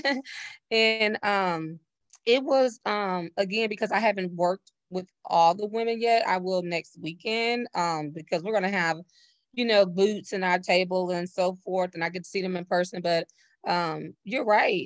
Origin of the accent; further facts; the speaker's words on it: Navasota, Texas, United States; now in Houston, United States; I'm originally from Navasota, Texas, which is like the outside hour away from Houston, Texas, where I currently reside